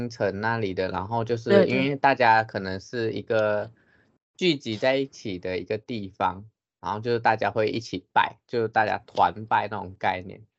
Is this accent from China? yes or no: no; Taiwan; born there; 毕竟因为文化差异嘛，像我们现在生在台湾，虽然我们都是华人，可是有一些还是会不一样。